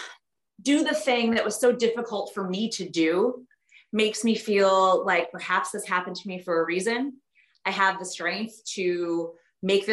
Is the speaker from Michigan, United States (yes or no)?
yes; Detroit, Michigan, United States; Detroit, because that's where I grew up